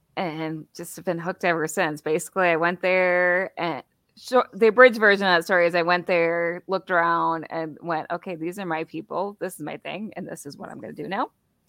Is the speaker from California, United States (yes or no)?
no; Wisconsin, United States; I'm from Wisconsin, don't you know? The land of cheese.